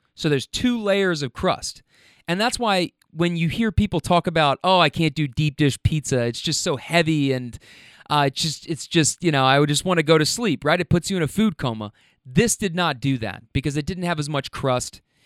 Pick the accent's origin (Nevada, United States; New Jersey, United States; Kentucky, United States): Kentucky, United States; I'm from Kentucky.